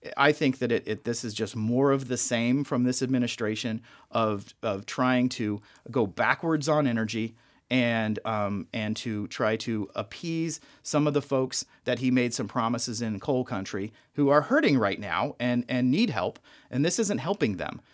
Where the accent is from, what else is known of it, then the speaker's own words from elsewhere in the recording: Las Vegas, Nevada, United States; born and raised in Vegas